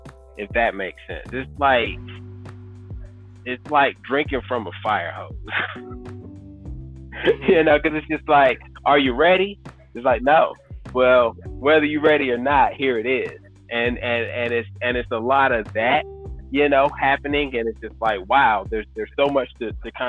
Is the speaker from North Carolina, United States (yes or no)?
yes; North Carolina, United States; moved away as an adult; also born or lived in Colorado; from North Carolina